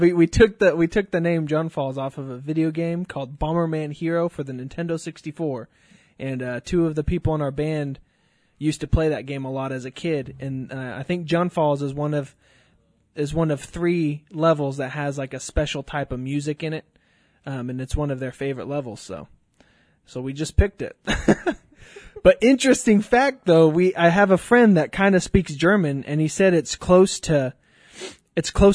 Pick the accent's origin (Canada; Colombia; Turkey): Colombia; also born or lived in Arkansas, United States; now in Tulsa, United States; I am from Colombia, South America. I was born in Arkansas, but then I moved to Colombia and lived there for 14 years.